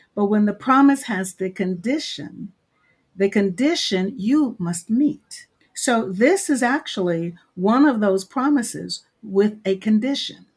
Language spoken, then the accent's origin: English; Maryland, United States; I live in Maryland, originally born and raised in Maryland